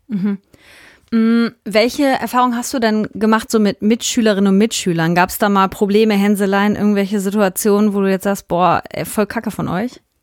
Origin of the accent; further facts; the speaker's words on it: Hünxe, North Rhine-Westphalia, Germany; wir kennen uns äh, aus dem Dorf, aus dem wir kommen, aus Hünxe